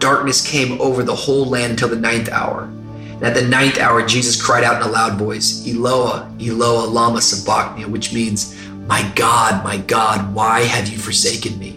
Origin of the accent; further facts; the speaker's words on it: Tacoma, Washington, United States; when I was growing up in Tacoma